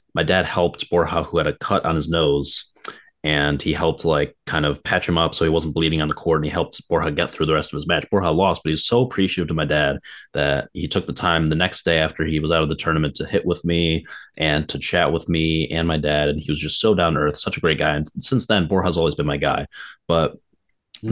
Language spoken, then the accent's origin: English; Midwest, United States; growing up in the Midwest